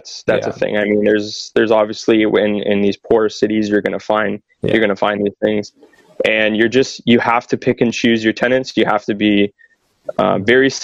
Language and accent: English; London, Ontario, Canada; I grew up in London in a really good community.